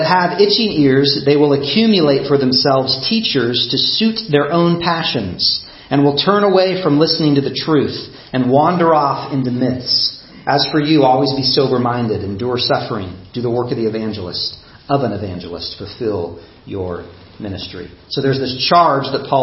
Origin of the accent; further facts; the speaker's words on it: United States; My upbringing, my race, being an American